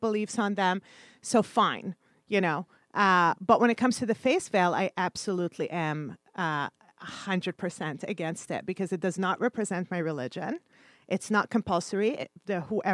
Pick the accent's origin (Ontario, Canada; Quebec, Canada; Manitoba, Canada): Quebec, Canada; Montreal; moved away as an adult; also born or lived in Kuwait; now in New York, United States; my hometown of Montreal